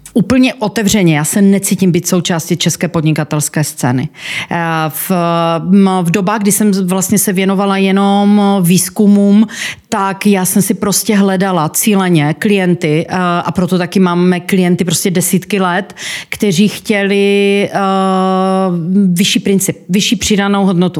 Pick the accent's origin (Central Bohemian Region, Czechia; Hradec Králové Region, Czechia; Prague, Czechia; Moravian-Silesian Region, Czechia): Moravian-Silesian Region, Czechia; Ostrava; accent: Ostrava; já pocházím z Ostravy, což slyší ostatně každý eh, ten přízvuk